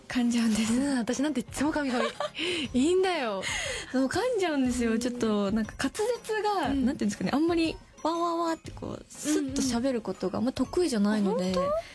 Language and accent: Japanese; Tohoku, Japan; 地元の東北